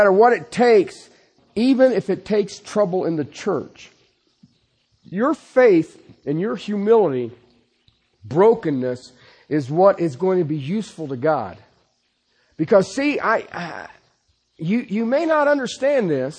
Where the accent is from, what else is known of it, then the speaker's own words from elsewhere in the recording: Ohio, United States; moved away; I'm from Ohio.